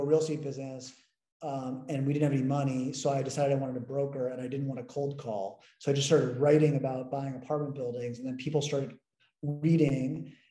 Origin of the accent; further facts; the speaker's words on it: United States; also born or lived in London; I'm the American and I'm young